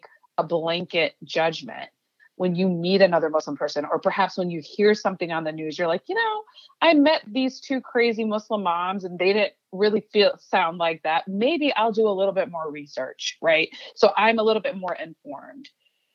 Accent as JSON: {"language": "English", "town": "Chicago", "region": "Illinois", "country": "United States", "tie": "born or raised there", "first_language": "Urdu", "second_language": "English", "said": "I was born and raised in Chicago"}